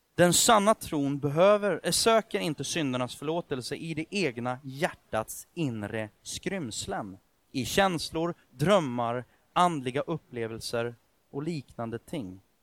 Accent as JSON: {"language": "Swedish", "country": "Sweden", "tie": "born or raised there", "said": "jag är född i Sverige"}